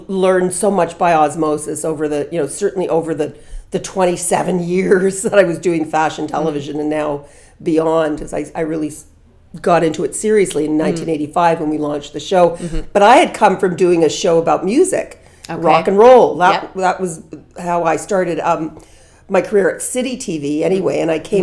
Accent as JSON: {"language": "English", "town": "Toronto", "region": "Ontario", "country": "Canada", "tie": "born or raised there", "said": "I grew up in Toronto, the child of Holocaust survivors."}